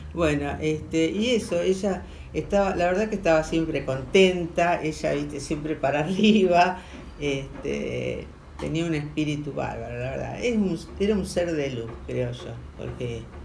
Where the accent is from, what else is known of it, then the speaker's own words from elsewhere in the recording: Rosario, Santa Fe, Argentina; Yo bien rosarina